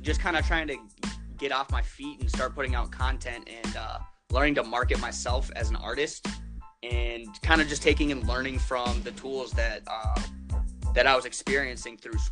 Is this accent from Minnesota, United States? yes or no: yes; Prior Lake, Minnesota, United States; also born or lived in Winona, Minnesota; I'm from Prior Lake. Went to high school there.